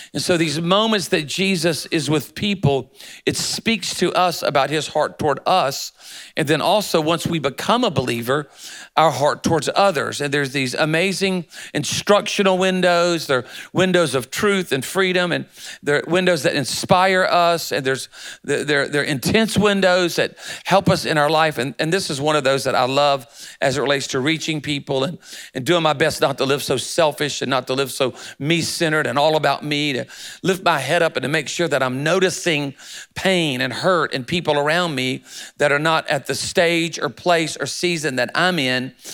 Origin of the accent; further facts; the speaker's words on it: Myrtle Beach, South Carolina, United States; moved away as an adult; also born or lived in Charlotte, North Carolina / Louisiana; now in Birmingham, United States; I was born in Charlotte but raised in Myrtle Beach, South Carolina